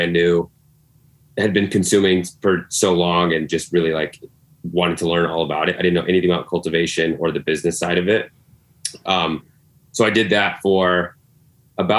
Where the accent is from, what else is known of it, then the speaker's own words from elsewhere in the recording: Colorado, United States; moved away as an adult; now in New York, United States; Definitely born and raised in Colorado. Very proud of it